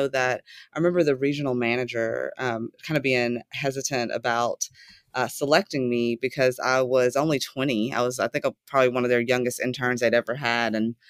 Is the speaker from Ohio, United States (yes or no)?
no; Chattanooga, Tennessee, United States; Yes, so I was born and raised in the South in a town called Chattanooga, Tennessee. And I left Chattanooga to go to college at 18